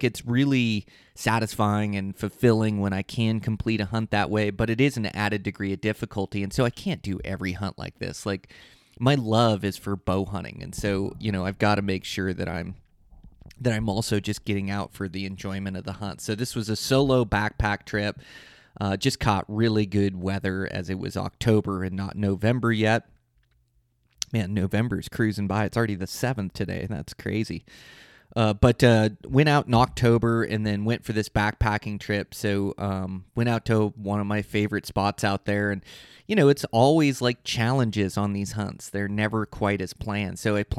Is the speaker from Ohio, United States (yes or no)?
no; Montana, United States; I planned a trip the last week of bow season, my home state of Montana.